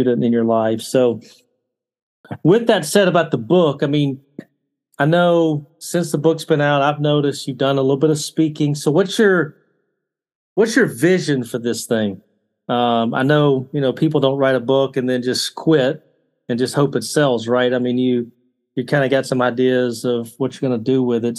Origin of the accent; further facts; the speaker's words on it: the South, United States; I grew up in the South